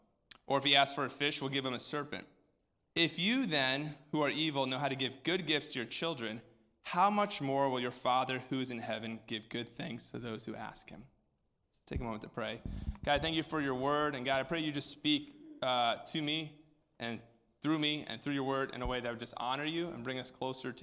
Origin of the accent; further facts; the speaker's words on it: Greenwich, Connecticut, United States; also born or lived in New Hampshire; I grew up in Greenwich, Connecticut, and then New Hampshire.